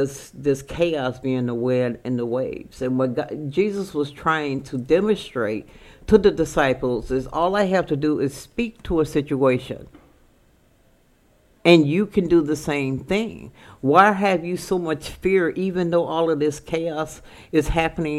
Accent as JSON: {"language": "English", "town": "Chicago", "region": "Illinois", "country": "United States", "said": "I'm from Chicago"}